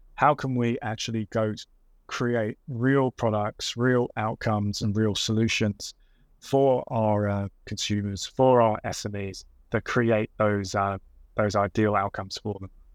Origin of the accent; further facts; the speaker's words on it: London, United Kingdom; growing up in Southeast London